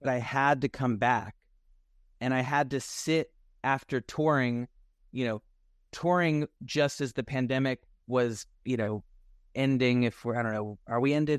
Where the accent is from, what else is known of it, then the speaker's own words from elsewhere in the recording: Nashville, Tennessee, United States; I'm from Nashville, Tennessee, so, and I don't have any family in the music business, so I just grew up, like, always wanting to sing